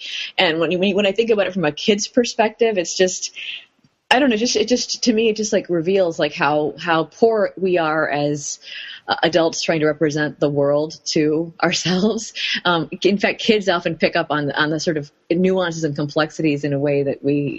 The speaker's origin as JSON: {"language": "English", "town": "Mandi Bahauddin", "region": "Punjab", "country": "Pakistan", "lives_now": "United States", "said": "I'm from Mandi Bahawdeen, which is a small town in small rural town in Punjab, and I went to college in Punjab."}